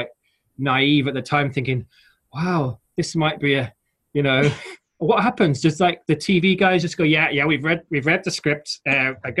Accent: Halifax, Yorkshire and the Humber, United Kingdom; moved away as an adult; now in London, United Kingdom; I grew up in Halifax in West Yorkshire, quite a industrial sort of town in a way

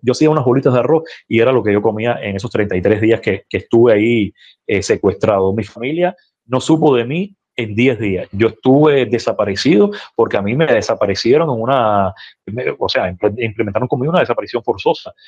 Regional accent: Calimete, Matanzas, Cuba; now in Cárdenas, Cuba; soy calimetense, devenido cardenense, déjame rectificar esto porque hay mucha gente de Calimete que me dice, recuerda que tú eres de Calimete, sí, yo soy de Calimete

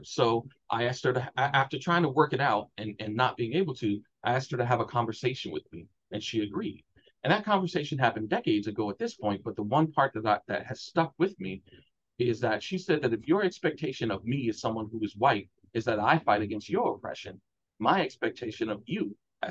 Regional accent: Chicago, Illinois, United States; I'm from Chicago, Black, working class

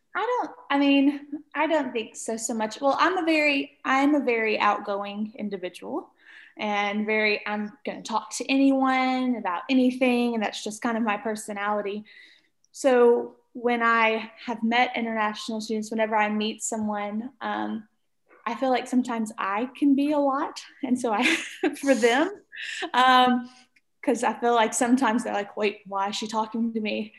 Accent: Arkabutla, Mississippi, United States; also born or lived in Memphis, Tennessee; I grew up in Mississippi in a town called Arkabutla, Mississippi

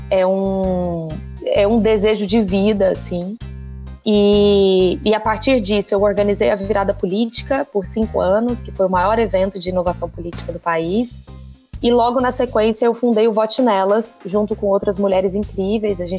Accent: Goiânia, Goiás, Brazil; moved away as an adult; now in São Paulo, Brazil; Bom, Igor, eu sou de Goiânia … Eu vim para São Paulo há 15 anos atrás fazer faculdade

